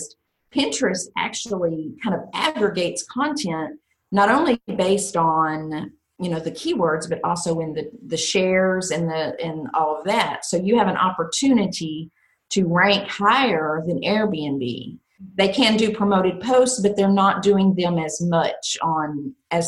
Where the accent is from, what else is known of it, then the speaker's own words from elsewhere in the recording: Texas, United States; I'm from Texas